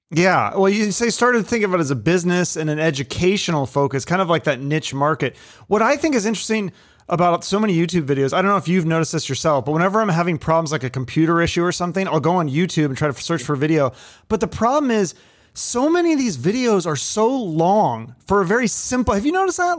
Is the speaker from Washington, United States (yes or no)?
yes; Seattle, Washington, United States; I grew up in Seattle in the nineties